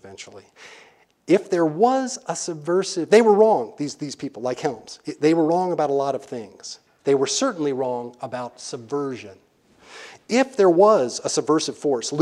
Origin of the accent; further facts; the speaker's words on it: North Carolina, United States; moved away; I grew up in North Carolina in the 1960s